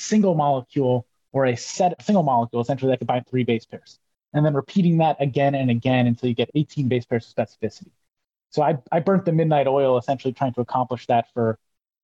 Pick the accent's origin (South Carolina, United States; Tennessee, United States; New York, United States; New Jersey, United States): New Jersey, United States; moved away; also born or lived in Maine; I grew up in Jersey